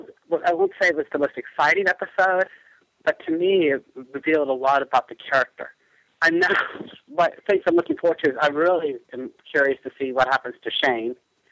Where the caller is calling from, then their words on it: Lawrence, Kansas, United States; I'm calling from Lawrence, Kansas.